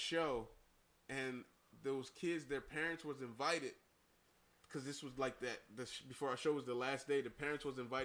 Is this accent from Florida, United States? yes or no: no; Camden, New Jersey, United States; I'm from Camden.